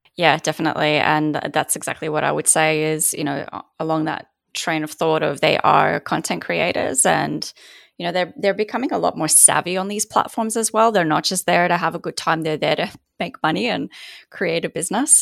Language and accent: English; Poland; also born or lived in Australia; now in United States; being raised in Poland myself